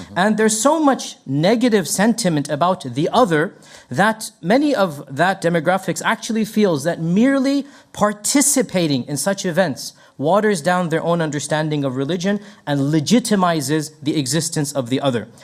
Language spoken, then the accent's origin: English; Texas, United States; moved away as an adult; now in Memphis, United States; I was raised in Texas